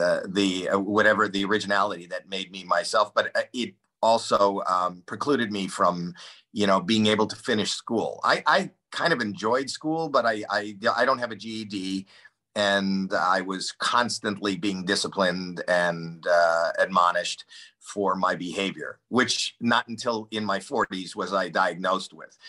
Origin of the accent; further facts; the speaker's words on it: Toronto, Ontario, Canada; I grew up in Toronto, so there's winter